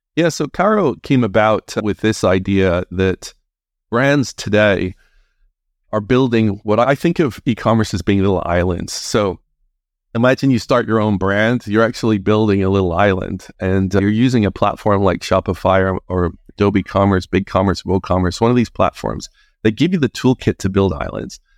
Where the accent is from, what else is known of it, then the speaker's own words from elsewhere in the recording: Northern Ireland, United Kingdom; moved away as an adult; also born or lived in England; I'm originally from Northern Ireland